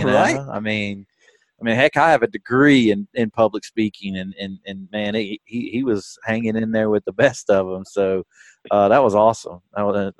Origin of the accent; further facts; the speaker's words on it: Tuscaloosa, Alabama, United States; I grew up in Tuscaloosa. My family's from Muscle Shoals